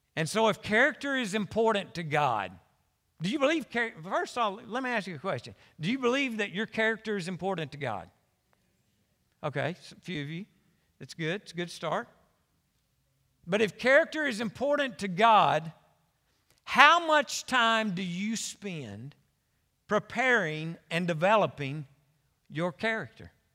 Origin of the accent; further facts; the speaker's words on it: Conway, United States; I was born and raised in Conway